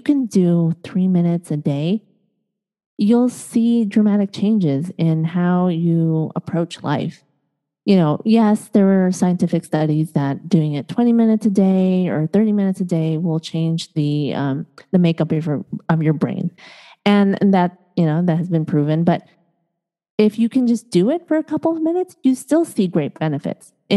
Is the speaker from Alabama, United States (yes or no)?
no; Chicago, Illinois, United States; also born or lived in East Coast, United States; now in Los Angeles, United States; I was born and raised in Chicago, grew up on, and then lived out east